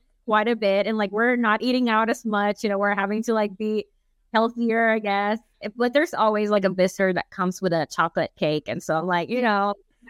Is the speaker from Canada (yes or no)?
no; Nicaragua; I'm very biased, of course, because I'm from Nicaragua